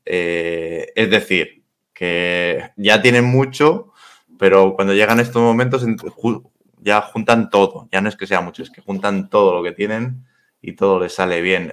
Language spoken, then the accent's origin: Spanish; Madrid, Community of Madrid, Spain; yo soy madrileño, eh, nacido en Madrid, tengo abuelos gallegos